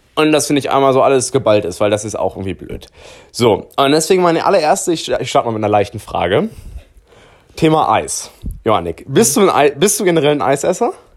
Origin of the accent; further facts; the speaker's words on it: Hanover, Lower Saxony, Germany; wir kommen ja beide aus Hannover